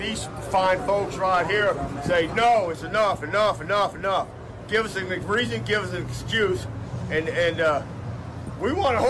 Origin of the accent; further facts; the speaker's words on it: Cincinnati, Ohio, United States; And I'm from Cincinnati.